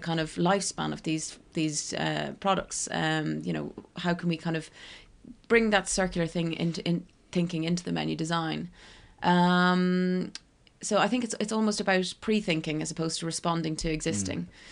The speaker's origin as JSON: {"language": "English", "region": "County Kildare", "country": "Ireland", "tie": "born or raised there", "also_born_or_lived": "Dublin / New York, United States", "moved": "as an adult", "lives_now": "London, United Kingdom", "said": "I'm from Dublin, um, well, actually Kildare"}